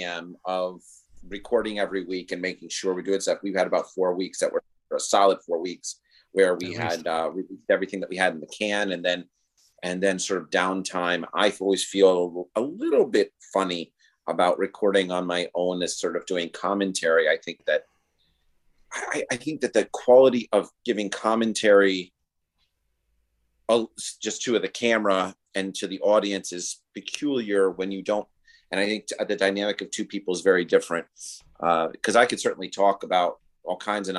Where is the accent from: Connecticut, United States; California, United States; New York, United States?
New York, United States; as a New Yorker